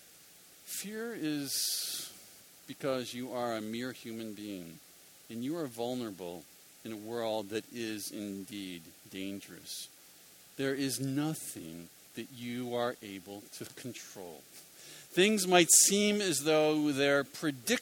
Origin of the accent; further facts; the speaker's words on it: Philadelphia, Pennsylvania, United States; I'm from Philadelphia